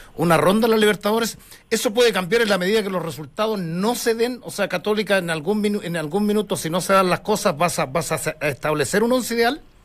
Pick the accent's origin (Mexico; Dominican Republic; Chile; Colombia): Chile; somos chilenos